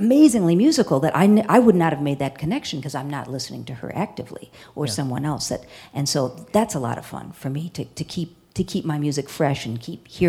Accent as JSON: {"language": "English", "town": "Madison", "region": "Wisconsin", "country": "United States", "tie": "born or raised there", "also_born_or_lived": "Milwaukee, Wisconsin / Chicago, Illinois", "moved": "as an adult", "lives_now": "Lincoln, United States", "said": "I'm from Wisconsin"}